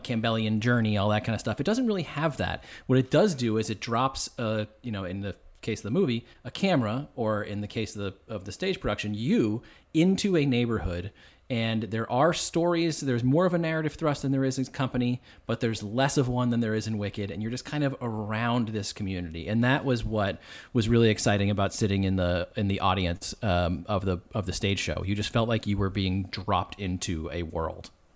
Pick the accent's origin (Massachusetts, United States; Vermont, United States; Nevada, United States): Massachusetts, United States; Boston; accent: Boston; I'm from Boston